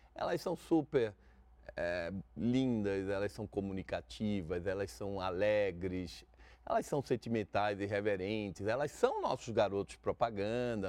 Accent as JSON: {"language": "Portuguese", "town": "Brasília", "region": "Federal District", "country": "Brazil", "tie": "born or raised there", "said": "Nós nascemos em Brasília"}